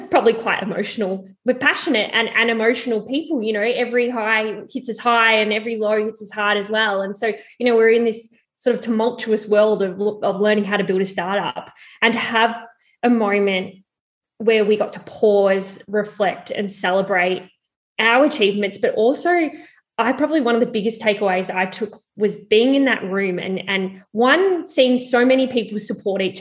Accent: Mornington Peninsula, Victoria, Australia; I'm from the Mornington Peninsula

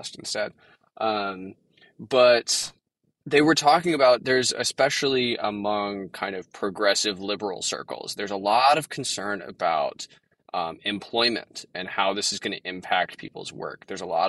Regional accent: Texas, United States; I'm from Texas

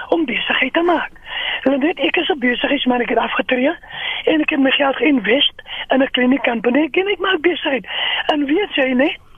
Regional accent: South Africa; ons as Afrikaners

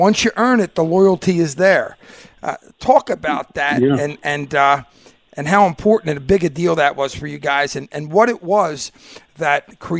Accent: Philadelphia, Pennsylvania, United States; I grew up in Philadelphia, born and raised, a union member my whole life

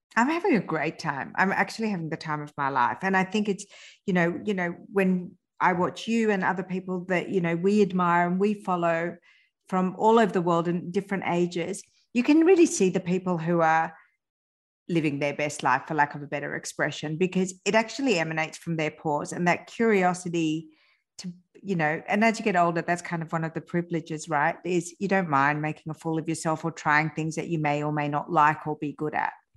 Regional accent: France; born or raised there

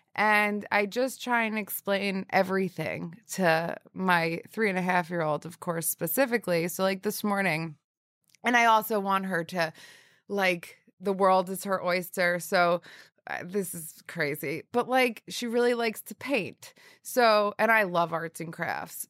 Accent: northern New Jersey, United States; also born or lived in Syracuse / Hoboken; I grew up in northern New Jersey

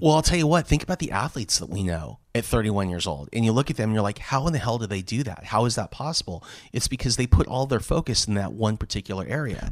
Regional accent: Los Angeles, California, United States; also born or lived in San Diego; I grew up in Southern, in Southern California, Los Angeles

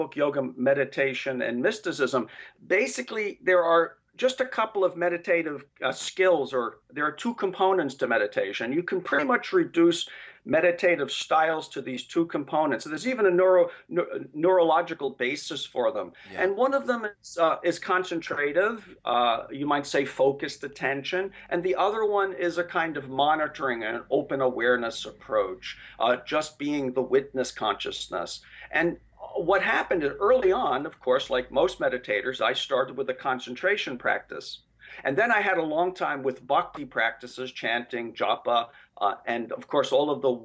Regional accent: New York City, New York, United States; moved away as an adult; also born or lived in Ohio; I grew up in, I was born in Park Slope, and I spent the first 20 years of my life there

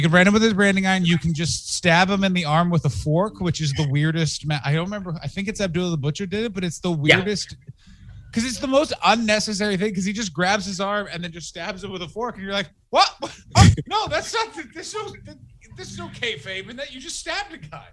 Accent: Ottawa, Ontario, Canada; moved away as an adult; also born or lived in Montreal / Toronto / England; now in Los Angeles, United States; I'm from Ottawa

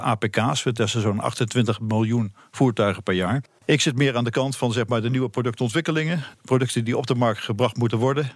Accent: Netherlands; ik als Nederlander

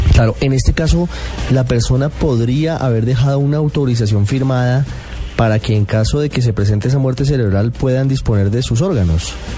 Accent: Colombia; qué tan solidarios somos los colombianos

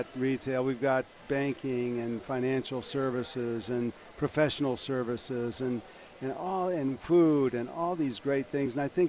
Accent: Michigan, United States; moved away; I'm from Michigan.

